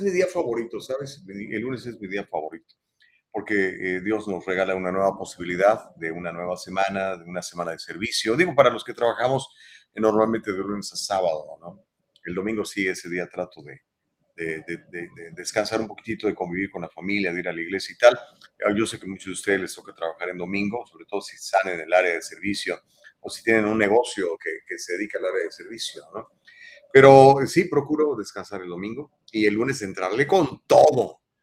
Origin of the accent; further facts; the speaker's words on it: Mexico; now in United States; yo soy mexicano